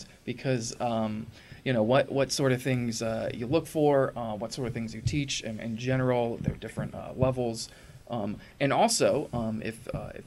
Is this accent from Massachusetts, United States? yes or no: no; Springfield, Illinois, United States; also born or lived in Boston; My hometown, birthplace. I mean, I grew up here in Springfield